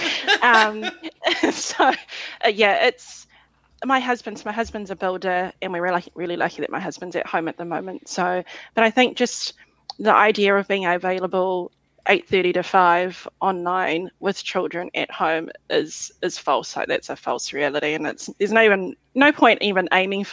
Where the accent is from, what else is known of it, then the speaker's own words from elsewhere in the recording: New Zealand; also born or lived in Fiji; I was born in Fiji, moved to New Zealand as a child